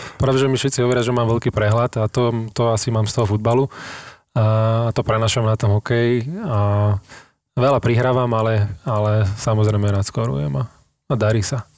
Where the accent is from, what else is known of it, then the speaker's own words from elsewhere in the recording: Bratislava, Bratislava Region, Slovakia; moved away as an adult; also born or lived in Germany / France / Turkey; som z Bratislavy